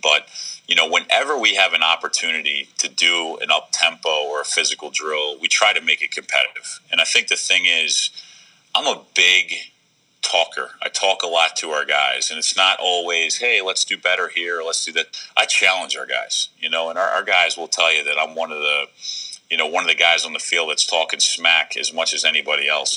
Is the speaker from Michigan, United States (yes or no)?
no; Baltimore, Maryland, United States; growing up in Baltimore